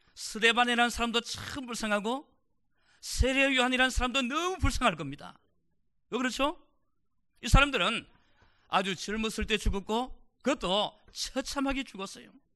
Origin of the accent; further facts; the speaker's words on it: South Korea; now in United States